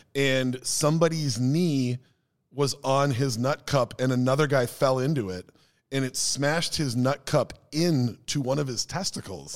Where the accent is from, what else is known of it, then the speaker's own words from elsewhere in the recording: Minneapolis, Minnesota, United States; also born or lived in Maple Grove; my group of friends growing up in Minneapolis before I moved out to, uh, Maple Grove